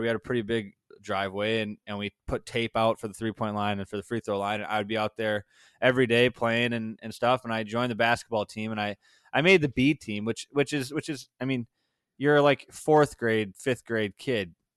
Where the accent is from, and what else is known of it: Sauk Prairie, Wisconsin, United States; born or raised there; also born or lived in Madison, Wisconsin / Waunakee, Wisconsin